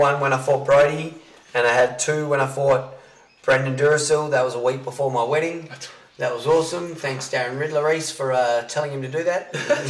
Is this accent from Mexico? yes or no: no; Salisbury, South Australia, Australia; I'm from Salisbury.